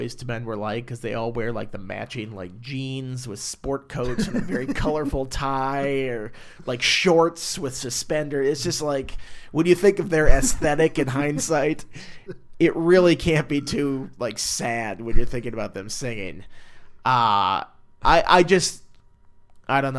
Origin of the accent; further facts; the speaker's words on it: Minnesota, United States; I'm from Minnesota